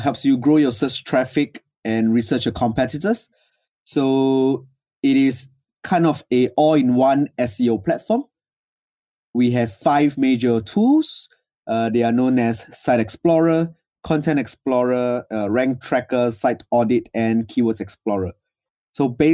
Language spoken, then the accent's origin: English; Singapore; So I'm from Singapore. So In Singapore, we have to serve a compulsory 2 years in the military.